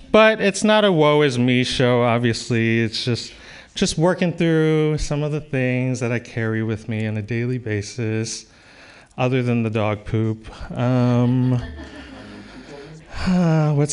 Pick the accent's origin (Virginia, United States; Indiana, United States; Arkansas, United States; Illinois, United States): Illinois, United States; Chicago; I grew up in Chicago